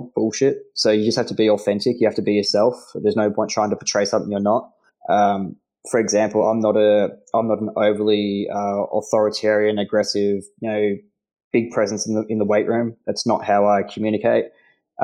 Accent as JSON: {"language": "English", "town": "Melbourne", "region": "Victoria", "country": "Australia", "tie": "born or raised there", "also_born_or_lived": "North Carolina", "said": "Born and raised in Melbourne"}